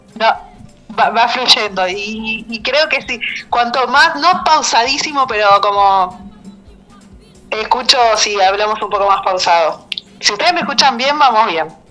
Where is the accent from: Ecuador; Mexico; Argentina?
Argentina; yo soy arquitecta, soy argentina